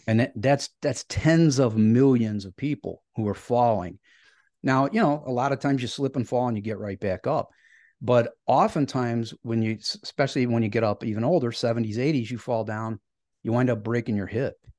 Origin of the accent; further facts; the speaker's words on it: Cleveland, Ohio, United States; I grew up in Northeast Ohio and I still live in a, a suburb of Cleveland, so I'm a, a lifelong Clevelander